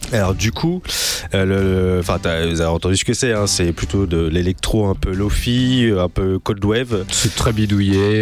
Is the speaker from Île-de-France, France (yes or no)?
no; Rouen, Normandy, France; Je viens de Rouen